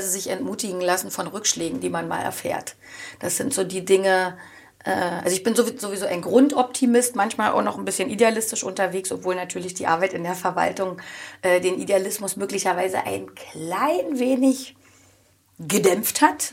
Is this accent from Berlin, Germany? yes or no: no; Oranienburg, Brandenburg, Germany; Das ist bei mir der Bereich ähm, Erzberger Straße, da bin ich groß geworden